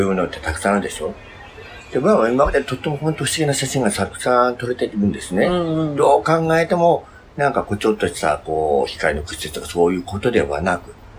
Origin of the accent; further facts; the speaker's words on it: Fukuoka, Japan; 福岡はあの私 の地元ですね